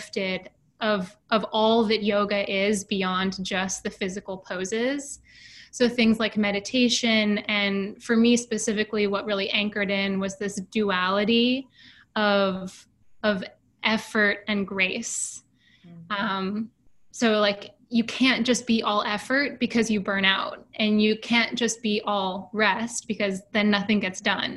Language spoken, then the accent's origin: English; Seattle, Washington, United States; moved away as an adult; now in New York City, United States; I was born and raised in Seattle, actually, and I moved to New York pretty much right after college